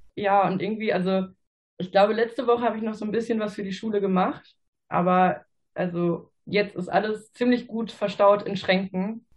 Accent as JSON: {"language": "German", "area": "Ruhr area", "region": "North Rhine-Westphalia", "country": "Germany", "said": "ich bin 26 Jahre alt und komme aus dem Ruhrgebiet."}